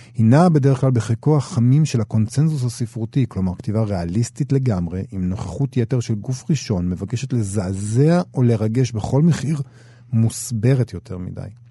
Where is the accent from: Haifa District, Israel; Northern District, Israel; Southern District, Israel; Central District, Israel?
Central District, Israel; Rehovot; גדלתי במכון ויצמן בתור ילד